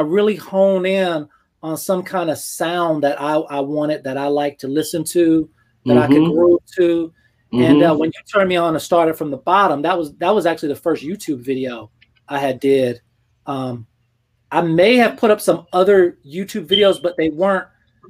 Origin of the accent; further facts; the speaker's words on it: Georgia, United States; also born or lived in Germany / Panama / District of Columbia, United States; Yeah, I'm technically from Georgia, but we moved around when I was younger, you know, like Panama and DC and stuff like that.